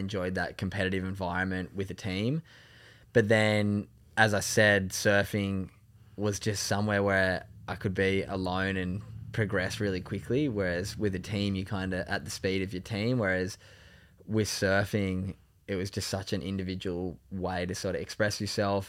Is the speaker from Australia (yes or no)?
yes; Sydney, New South Wales, Australia; I grew up in North Narrabeen